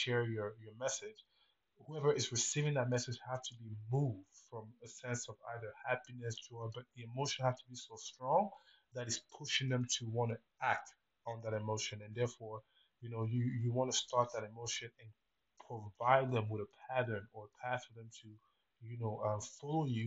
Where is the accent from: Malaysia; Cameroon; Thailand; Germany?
Cameroon; moved away as an adult; now in United States; Originally I was born in Cameroon, which is in Central Africa, and I decided to, move to America to pursue a career in business.